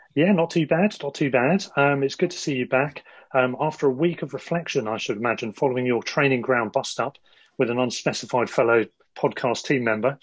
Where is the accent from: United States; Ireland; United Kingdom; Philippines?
United Kingdom; Worthing, South East England; now in London, United Kingdom; same as me originally